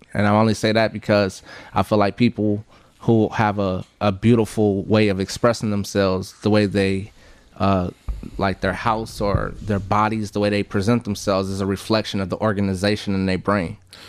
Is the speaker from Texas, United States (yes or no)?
yes; Texas, United States; also born or lived in Richmond; I was born in Texas and I was raised somewhat in Texas, but I was back and forth from Richmond to Houston.